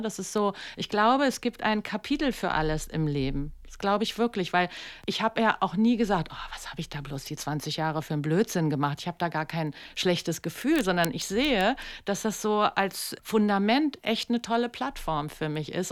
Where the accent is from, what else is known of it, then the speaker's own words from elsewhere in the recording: Berlin, Germany; also born or lived in New York; ich komme ja aus Kreuzberg